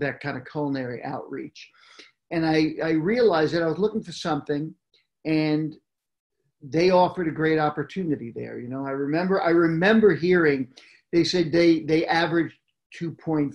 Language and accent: English; New York, United States; moved away as an adult; also born or lived in Manhattan / Brooklyn Heights; now in California, United States; I grew up in New York